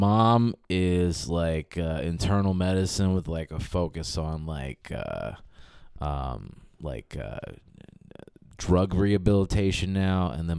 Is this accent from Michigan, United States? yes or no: yes; Southfield, Michigan, United States; born or raised there; also born or lived in Detroit, Michigan / Bloomfield, Michigan